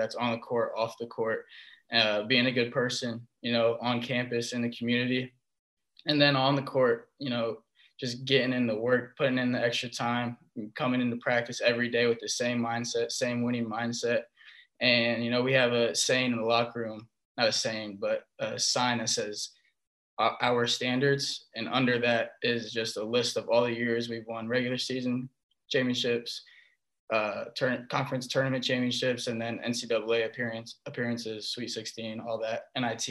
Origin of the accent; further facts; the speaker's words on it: Ohio, United States; I'm from Ohio